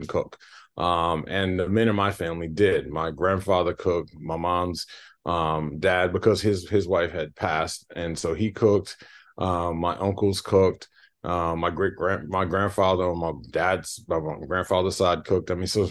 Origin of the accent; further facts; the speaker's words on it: South Boston, Virginia, United States; we're from South Boston, Virginia, which is a very, very small town